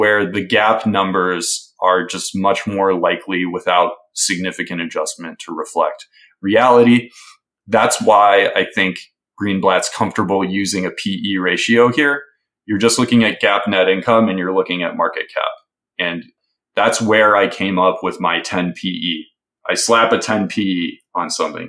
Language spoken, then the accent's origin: English; Milwaukee, Wisconsin, United States; I grew up in Milwaukee. That's my hometown